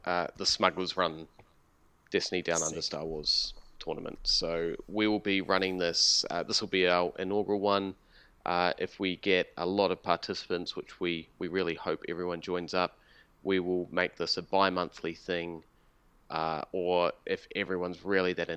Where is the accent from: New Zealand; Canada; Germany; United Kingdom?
New Zealand; now in Australia; I'm from New Zealand